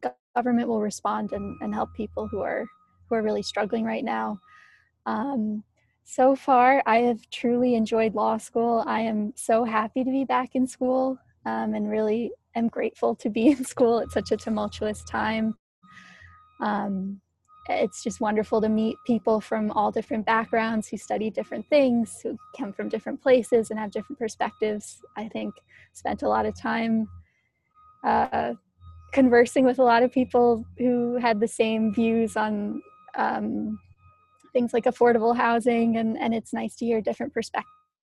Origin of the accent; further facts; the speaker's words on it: Metuchen, New Jersey, United States; also born or lived in Montreal, Canada / New York City; I'm from Metuchen, New Jersey, which is proudly in central New Jersey, surrounded by Edison, if you're familiar with the area. I went to college. I went to McGill in Montreal. I have Canadian citizenship, but I am born and bred in New Jersey